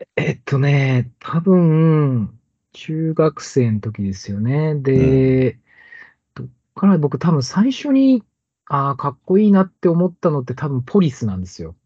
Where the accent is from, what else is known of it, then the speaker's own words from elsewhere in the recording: Okayama, Japan; 出身岡山